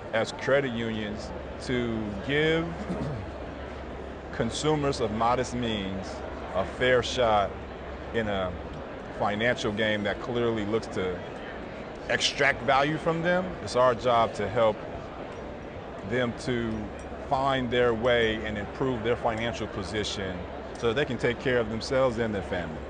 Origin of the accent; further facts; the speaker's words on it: Inglewood, California, United States; moved away as an adult; also born or lived in Pennsylvania; grew up in Inglewood, California